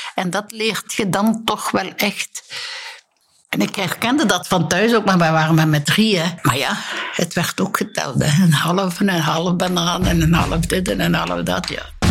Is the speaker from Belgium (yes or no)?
yes; Bree, Flanders, Belgium; ik ging dan soms praten met een priester bij ons op de Gerkenberg in Breedus